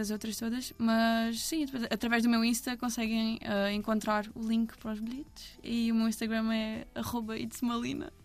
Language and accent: Portuguese; Albufeira, Algarve, Portugal; also born or lived in Odemira, Alentejo; sou da Albufeira